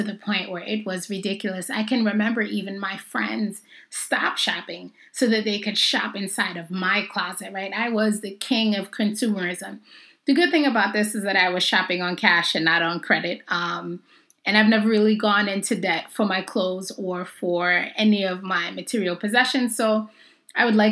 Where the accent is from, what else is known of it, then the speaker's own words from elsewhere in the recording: Jamaica; I'm Jamaican